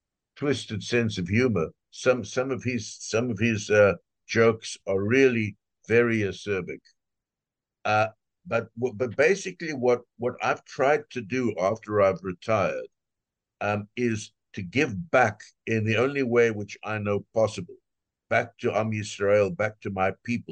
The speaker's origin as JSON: {"language": "English", "country": "South Africa", "said": "I'm from South Africa"}